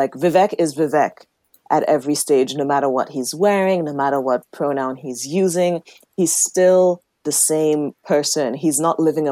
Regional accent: Nigeria; moved away; I was born and raised in Nigeria in Igbo land.

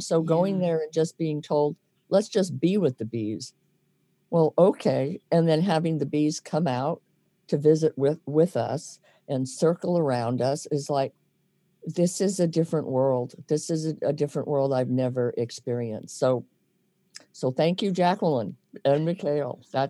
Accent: Indiana, United States; I've been a gypsy. I've lived everywhere, but I came from Indiana.

